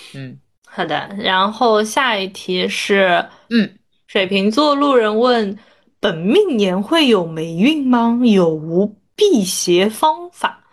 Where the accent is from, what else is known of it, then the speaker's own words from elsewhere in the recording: Ningbo, Zhejiang, China; moved away; 因为我是浙江人嘛，我是宁波对人